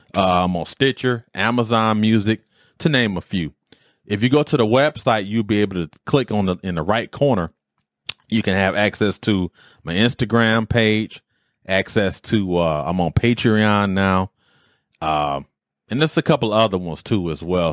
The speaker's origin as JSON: {"language": "English", "town": "Detroit", "region": "Michigan", "country": "United States", "tie": "born or raised there", "moved": "as an adult", "said": "where I grew up in Detroit"}